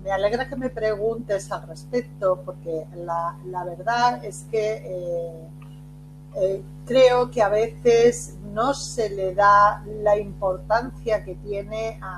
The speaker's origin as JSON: {"language": "Spanish", "town": "Barcelona", "region": "Catalonia", "country": "Spain", "tie": "born or raised there", "also_born_or_lived": "Castellón / Cuenca", "said": "nací en Castellón, a los cinco años me, me llevan a la provincia de Cuenca, todo esto España, las raíces de, mi familia y a los nueve años, cerca de los nueve años, me trasladan a Barcelona"}